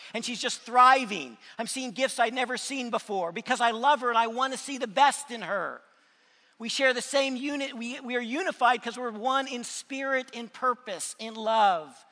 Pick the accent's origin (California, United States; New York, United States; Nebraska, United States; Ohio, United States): California, United States; North County, San Diego; also born or lived in Huntsville, Alabama; I was raised in North County. I went to junior high, high school there, so that's my stomping grounds